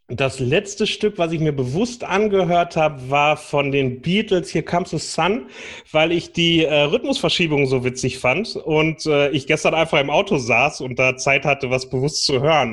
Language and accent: German; North Rhine-Westphalia, Germany; Ich bin im Fanfarenzug groß geworden bei uns äh, am Niederrhein.